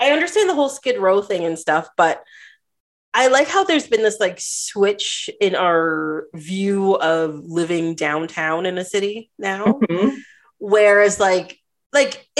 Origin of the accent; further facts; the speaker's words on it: Trinidad & Tobago; I'm from Trinidad, a Caribbean country.